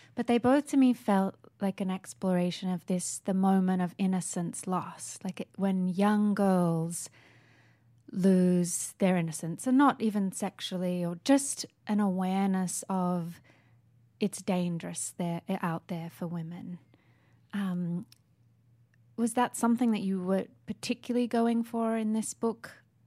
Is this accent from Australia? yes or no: yes; Sydney, New South Wales, Australia; moved away; I grew up in Sydney